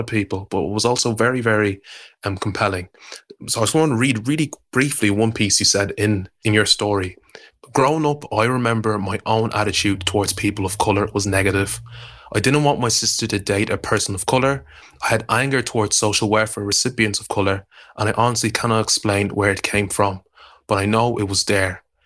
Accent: Dublin, Leinster, Ireland; moved away as an adult; now in United Kingdom; I'm twenty-five years old and I'm from South Dublin.

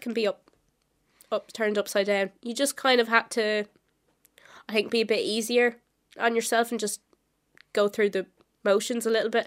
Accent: Wexford, Leinster, Ireland; I am from Wexford

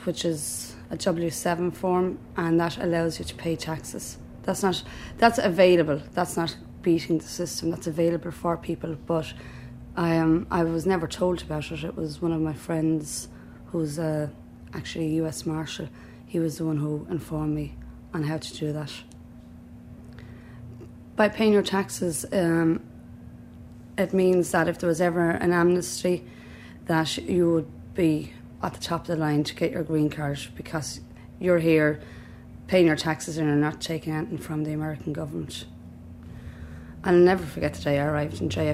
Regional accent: Southeast Kilkenny, Leinster, Ireland; moved away as an adult; also born or lived in Waterford / Dublin; now in United States; I'm from Southeast Kilkenny, from a family of seven

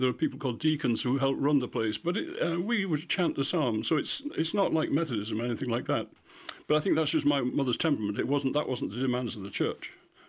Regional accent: Goole, Yorkshire and the Humber, United Kingdom; it was almost entirely music that was produced by those of us living there, because we never had any concerts. There's no concert hall, there's no theatre, we never had visiting orchestras, anything like that.

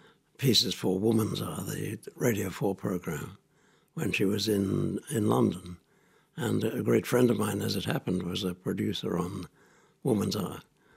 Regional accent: Australia; also born or lived in Singapore; I was born in Singapore, where my father worked as a surveyor for the Singapore Corporation. And then during the war, my mother brought me to Australia. So I was in Australia during the Second World War.

